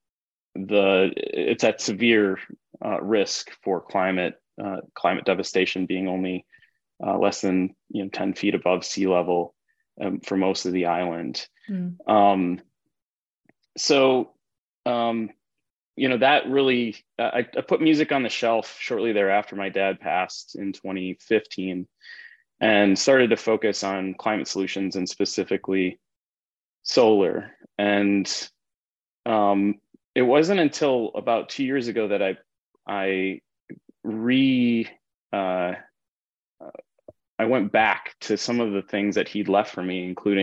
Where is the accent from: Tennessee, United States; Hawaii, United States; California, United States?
Hawaii, United States; North Shore of Oahu; I was born on the North Shore of Oahu, and raised by my mom and the Caucasian side of my family